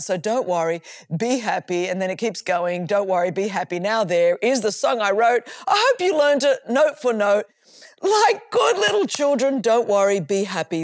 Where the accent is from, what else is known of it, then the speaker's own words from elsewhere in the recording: Sydney, New South Wales, Australia; as you can tell from my accent, I grew up in Australia, in Sydney, Australia.